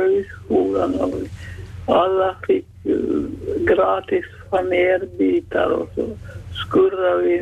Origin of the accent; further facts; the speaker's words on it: Närpes, Ostrobothnia, Finland; accent: Ostrobothnian; jag skulle berätta om min barndom i Närpes